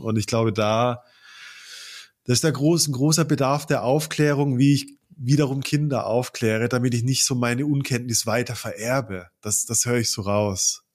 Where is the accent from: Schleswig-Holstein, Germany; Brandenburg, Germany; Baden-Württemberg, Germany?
Baden-Württemberg, Germany; moved away; aus der Baden-Württemberg-Ecke, aus der ich komme